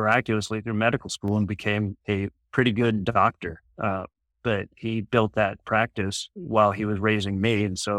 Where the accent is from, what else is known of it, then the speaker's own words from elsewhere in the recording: San Diego, California, United States; also born or lived in Michigan / Grand Rapids, Michigan / Detroit, Michigan / Ferndale, Michigan; I grew up in San Diego. I wasn't born here. I was born back in Michigan.